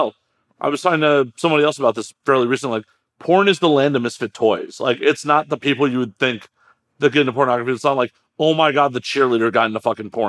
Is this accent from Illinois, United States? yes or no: yes; Chicago, Illinois, United States; now in Los Angeles, United States; I'm from Chicago originally